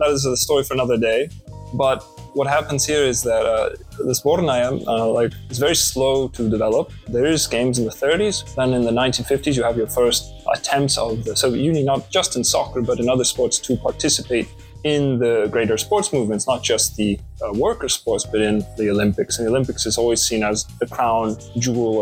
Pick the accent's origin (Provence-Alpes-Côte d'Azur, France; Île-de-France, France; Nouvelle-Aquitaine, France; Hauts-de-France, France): Provence-Alpes-Côte d'Azur, France; Marseille; moved away; also born or lived in Russia; I'm from Marseille, France, born to a Dutch-German mother and a Mexican father